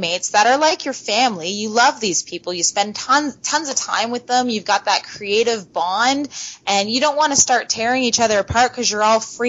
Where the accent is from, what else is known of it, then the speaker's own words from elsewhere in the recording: London, Ontario, Canada; I am from Canada, yes, London, Ontario